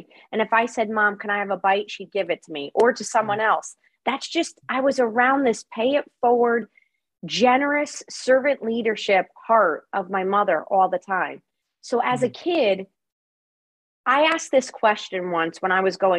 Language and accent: English; Connecticut, United States; I am from Connecticut, from a small town on the coastline of Connecticut